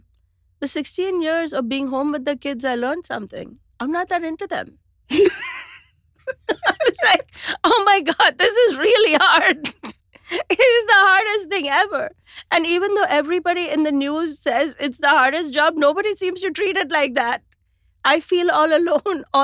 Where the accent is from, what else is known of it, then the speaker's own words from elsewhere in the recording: India; moved away as an adult; now in New York City, United States; we grew up in India